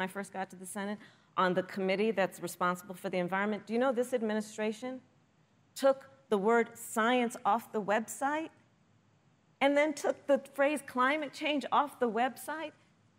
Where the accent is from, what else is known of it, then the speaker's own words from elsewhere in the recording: California, United States; including my home state of California.